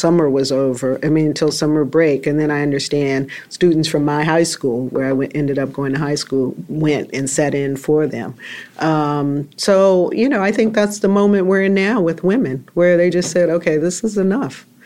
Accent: Greensboro, North Carolina, United States; moved away; I went to Greensboro, back to my hometown, about 3 weeks ago

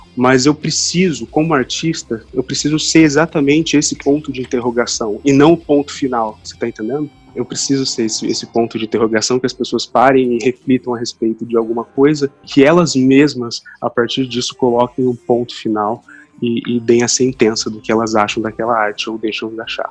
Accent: Londrina, Paraná, Brazil; also born or lived in Curitiba; Eu nasci em Londrina, aqui mesmo, no Paraná.

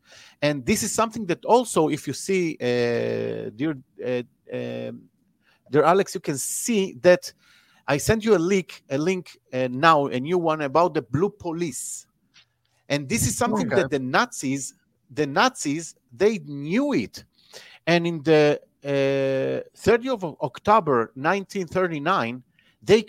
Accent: Israel; I'm from Israel

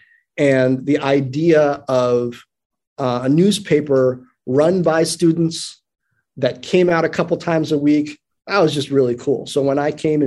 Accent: Washington, District of Columbia, United States; moved away as an adult; also born or lived in Brooklyn, New York / Greencastle, Indiana; I grew up in Northwest D.C. in the 80s and 90s.

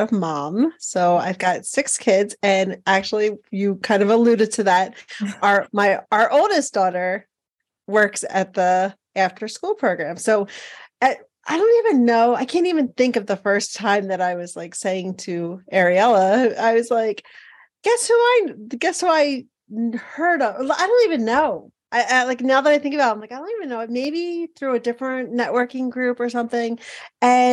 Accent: Philadelphia, Pennsylvania, United States; moved away as an adult; also born or lived in Montana; now in Billings, United States; I'm originally from Philadelphia, Pennsylvania, or the suburbs

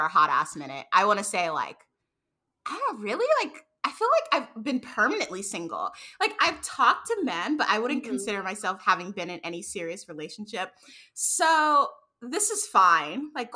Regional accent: New York, United States; moved away; I was born and raised in New York

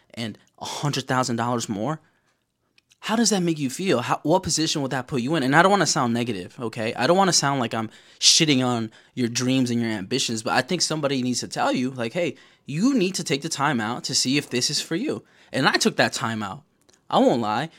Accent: New York, United States; I'm from New York, baby. I'm from New York, okay? I live here.

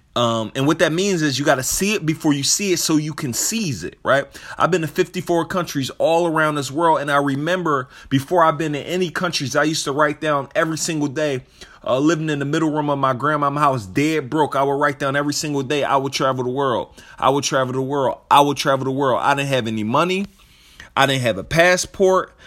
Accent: Philadelphia, Pennsylvania, United States; I'm from Philadelphia

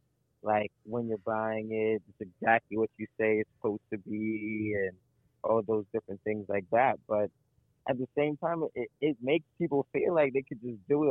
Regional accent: New York City, New York, United States; as a New Yorker

